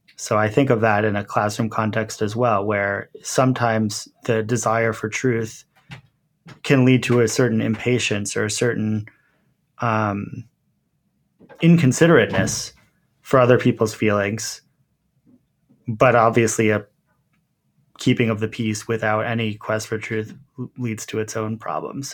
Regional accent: Montclair, New Jersey, United States; I grew up in Montclair, which is a relatively sophisticated suburb

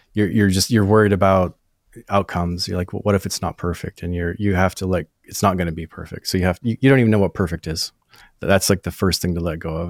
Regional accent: northern Maine, United States; moved away as an adult; also born or lived in Nashville; I'm from New England, grew up in like northern Maine. It's like way up uh, at the top of Maine

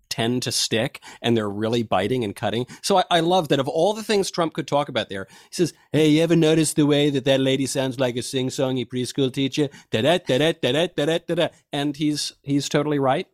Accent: New York, United States; I grew up in New York in the nineteen nineties

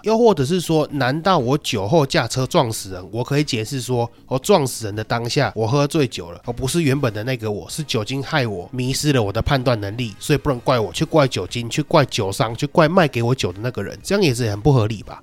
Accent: Taiwan; 我们台湾人

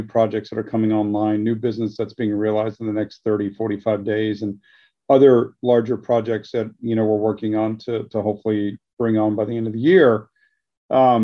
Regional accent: Dallas, Texas, United States; moved away as an adult; now in Houston, United States; I grew up in Dallas and I moved down here

